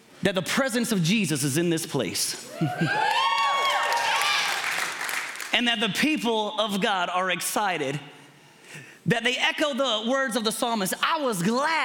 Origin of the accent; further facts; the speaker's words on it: Kentucky, United States; I'm from Kentucky